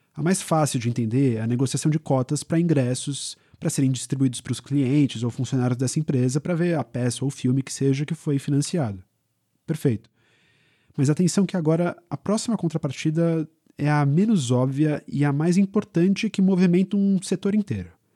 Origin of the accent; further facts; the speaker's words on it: São Paulo, Brazil; a gente é de São Paulo